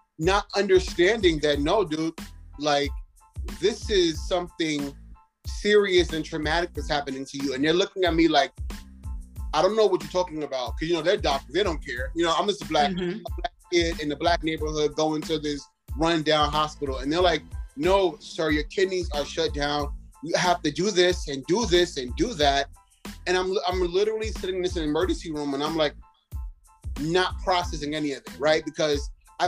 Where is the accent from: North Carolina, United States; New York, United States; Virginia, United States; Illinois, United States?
New York, United States; New York City; growing up in Brooklyn, New York was everything